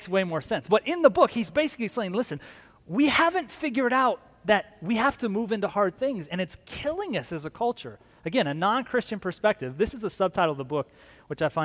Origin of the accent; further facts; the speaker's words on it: Phoenix, Arizona, United States; also born or lived in Tucson, Arizona; I grew up here in Phoenix, got here in high school, and then I left, went to the University of Arizona